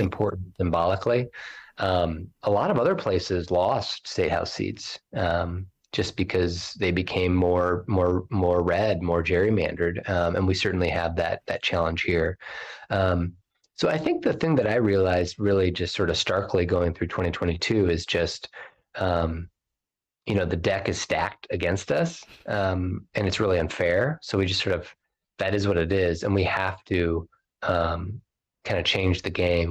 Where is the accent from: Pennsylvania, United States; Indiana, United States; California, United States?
Indiana, United States; South Bend; he was also my hometown mayor when I was a kid